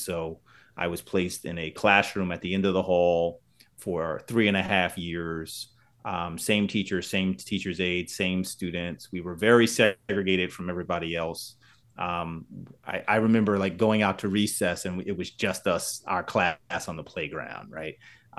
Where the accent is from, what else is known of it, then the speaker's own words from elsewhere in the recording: New Jersey, United States; So, I am from Central New Jersey